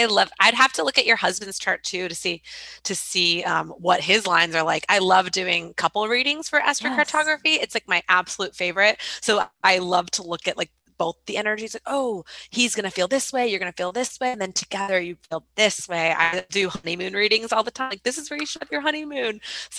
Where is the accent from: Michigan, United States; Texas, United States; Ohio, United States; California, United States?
Michigan, United States; moved away; also born or lived in Detroit / New York; I'm from Michigan originally. So I'm a total Midwest girl too.